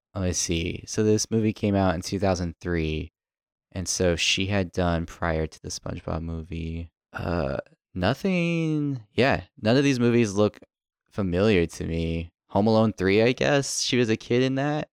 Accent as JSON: {"language": "English", "town": "Tucson", "region": "Arizona", "country": "United States", "tie": "born or raised there", "moved": "yes", "lives_now": "New York, United States", "said": "growing up in Tucson"}